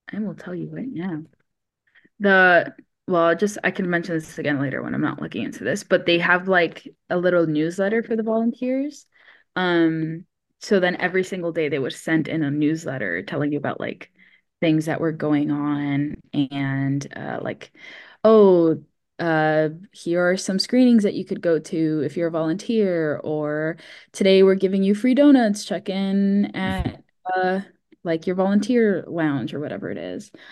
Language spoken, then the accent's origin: English; Miami, Florida, United States; I grew up in Miami, Florida, where, of course, it doesn't snow